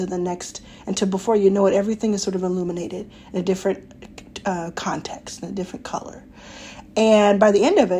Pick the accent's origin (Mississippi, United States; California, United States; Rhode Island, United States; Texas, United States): Texas, United States; Dallas; Dallas, Texas, my hometown